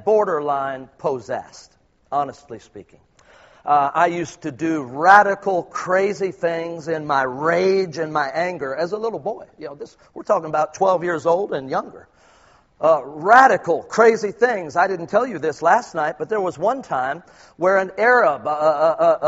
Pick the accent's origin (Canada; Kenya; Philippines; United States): Philippines; I'm truly a Filipino